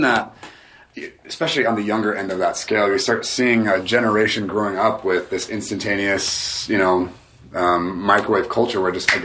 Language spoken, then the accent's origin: English; United States; just given my upbringing, especially being American